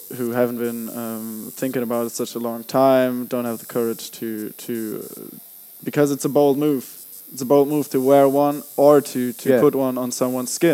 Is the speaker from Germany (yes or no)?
yes; Germany; I'm from Germany